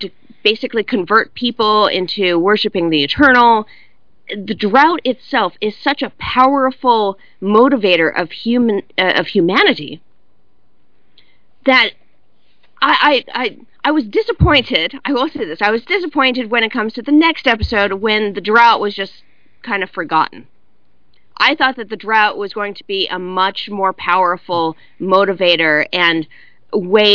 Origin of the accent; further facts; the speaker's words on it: California, United States; I'm from California, and I grew up in basically a water drought